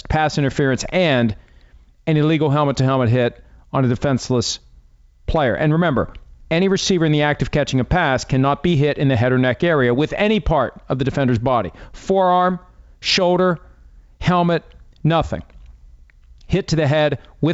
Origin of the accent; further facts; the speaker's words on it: Wheeling, West Virginia, United States; moved away; my hometown, Capitol Music Hall, Wheeling, West Virginia